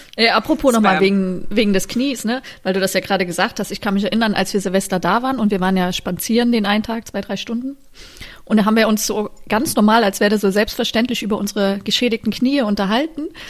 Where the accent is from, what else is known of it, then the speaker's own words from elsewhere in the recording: Germany; also born or lived in Paris, France; ich bin auch eine Deutsche